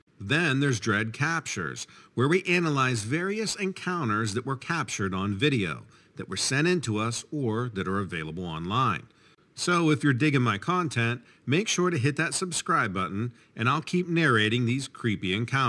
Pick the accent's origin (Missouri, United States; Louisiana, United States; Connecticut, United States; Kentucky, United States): Kentucky, United States; I grew up in Kentucky on a horse breeding farm, so my love of horses runs deep.